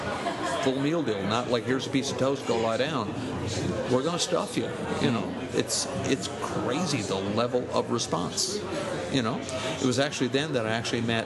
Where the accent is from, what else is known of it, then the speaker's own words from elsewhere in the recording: Corner Brook, Newfoundland and Labrador, Canada; now in Gander, Canada; born and raised in Cornerbrook.